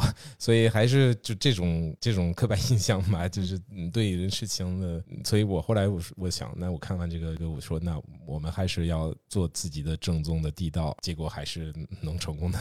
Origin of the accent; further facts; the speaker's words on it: western France, France; now in Beijing, China; 我老家在，呃，法国西边